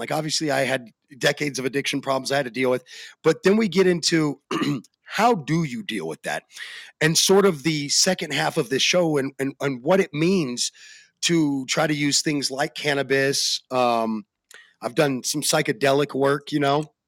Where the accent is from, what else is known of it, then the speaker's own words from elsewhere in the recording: Arizona, United States; I am from Arizona